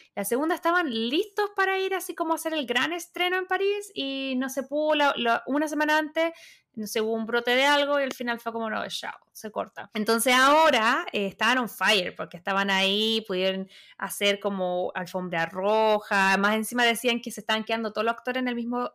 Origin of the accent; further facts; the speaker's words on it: Chile; como chilena